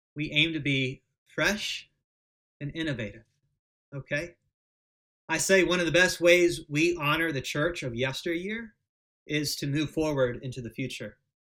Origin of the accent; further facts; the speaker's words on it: United States; As American Protestants